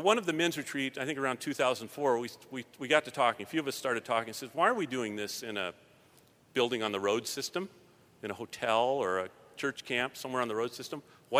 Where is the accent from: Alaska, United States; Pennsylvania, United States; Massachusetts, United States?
Alaska, United States; Palmer; I'm from Palmer, Alaska.